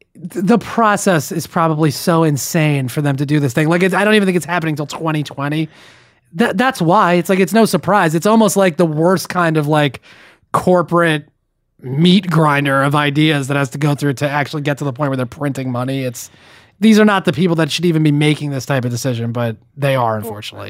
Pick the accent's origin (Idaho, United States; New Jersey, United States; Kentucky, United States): New Jersey, United States; my home state, the Garden State of New Jersey